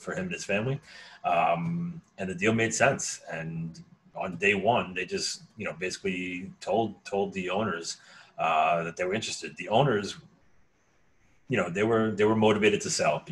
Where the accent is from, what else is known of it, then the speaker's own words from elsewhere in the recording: United States; I grew up right outside of New York City.